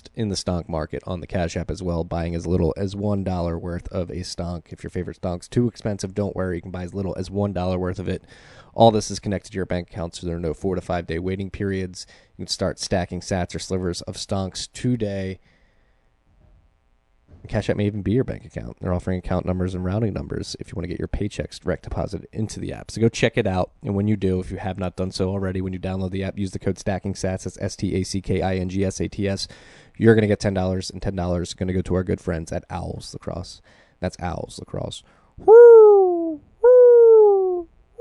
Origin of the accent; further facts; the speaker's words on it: Philadelphia, Pennsylvania, United States; now in New Jersey, United States; I am in Jersey right now, but I'm from Philadelphia.